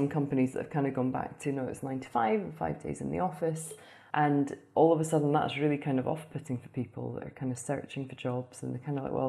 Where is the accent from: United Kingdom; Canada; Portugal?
United Kingdom; Aberdeen, Scotland; moved away as an adult; also born or lived in Houston, United States; now in Dubai, United Arab Emirates; we're from Aberdeen, Scotland, which is the energy capital of Europe.